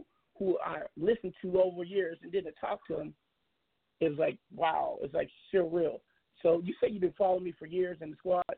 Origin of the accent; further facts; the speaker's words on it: Seattle, Washington, United States; I'm not from California. I'm from Washington State